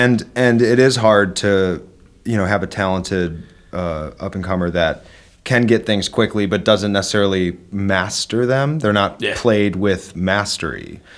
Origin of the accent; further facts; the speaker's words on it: Wheaton, Illinois, United States; also born or lived in Los Angeles; I'm from Wheaton